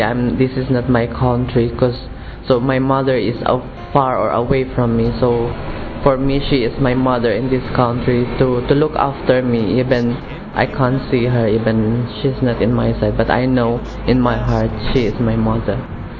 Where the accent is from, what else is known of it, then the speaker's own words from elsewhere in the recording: Philippines; moved away; I'm from the Philippines, I'm 29 years old.